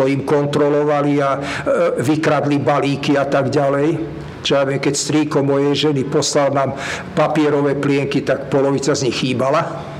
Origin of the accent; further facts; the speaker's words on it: Slovakia; moved away as an adult; now in Israel; som z Československa